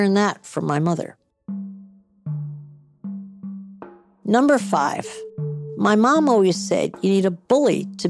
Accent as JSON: {"language": "English", "town": "Edgewater", "region": "New Jersey", "country": "United States", "tie": "born or raised there", "said": "New Jersey, my home state"}